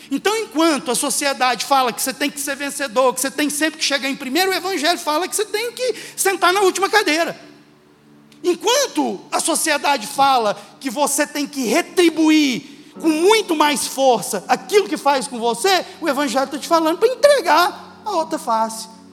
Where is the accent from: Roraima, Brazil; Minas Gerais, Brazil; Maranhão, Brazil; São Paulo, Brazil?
Minas Gerais, Brazil; Uberlândia; sou de Uberlândia